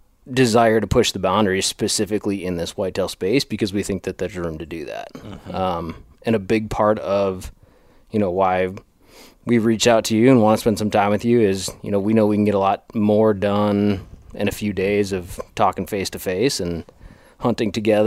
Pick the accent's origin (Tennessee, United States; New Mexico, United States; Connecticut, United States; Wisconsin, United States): Wisconsin, United States; you know, I'm a Wisconsin guy. I grew up in the Midwest and cut my teeth on whitetails.